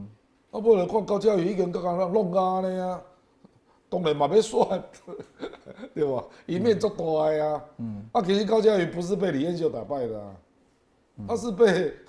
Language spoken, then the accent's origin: Chinese; Kaohsiung, Taiwan; 因为，我高雄人啊，我很清楚啊，